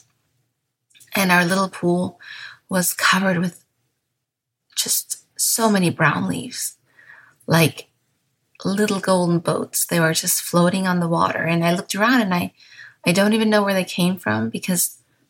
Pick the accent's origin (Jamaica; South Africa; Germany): Germany; Bavaria; first language German; English is a second language